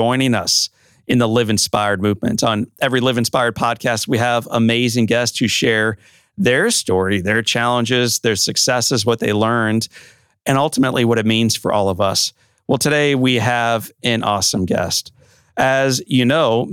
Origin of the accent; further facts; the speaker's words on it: St. Louis, Missouri, United States; growing up in St. Louis, Missouri